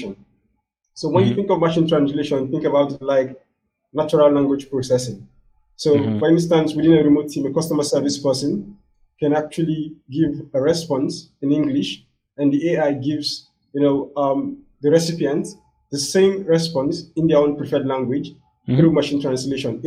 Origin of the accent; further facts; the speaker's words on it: Nigeria; my home country here, which is West Africa, Nigeria